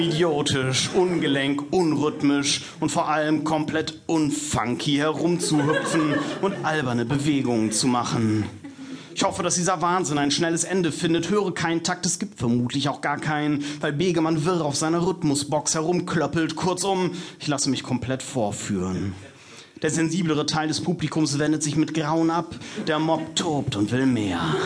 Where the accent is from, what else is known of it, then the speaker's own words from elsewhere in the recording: North Rhine-Westphalia, Germany; Ich bin Westfale und da reicht man sich zur Begrüßung und zum Abschied einfach die Hand